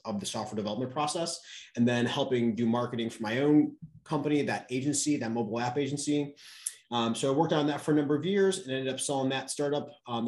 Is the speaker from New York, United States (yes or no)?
yes; New York, United States; now in Austin, United States; I'm originally from New York